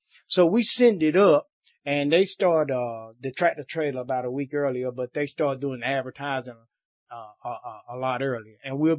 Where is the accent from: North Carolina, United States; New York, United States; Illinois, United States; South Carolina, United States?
South Carolina, United States; Spartanburg; I'm from Spartanburg.